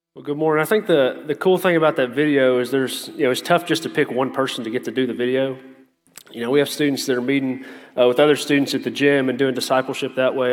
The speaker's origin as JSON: {"language": "English", "town": "Lawrenceburg", "country": "United States", "tie": "born or raised there", "moved": "yes", "said": "I grew up in Lawrenceburg, small town"}